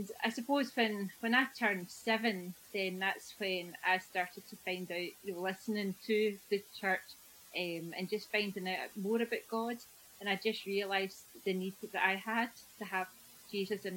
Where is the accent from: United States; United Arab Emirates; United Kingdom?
United Kingdom; Prestwick, Scotland; I was brought up down in Prestwick in a loving, caring family